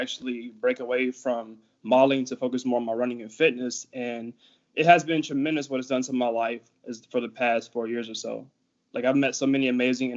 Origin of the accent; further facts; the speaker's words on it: Savannah, Georgia, United States; accent: Georgia accent; I'm from Savannah, Georgia